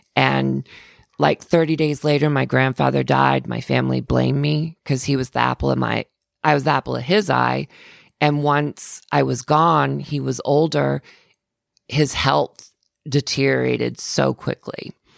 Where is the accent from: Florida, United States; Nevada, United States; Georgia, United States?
Florida, United States; I'm from Florida. I grew up in Florida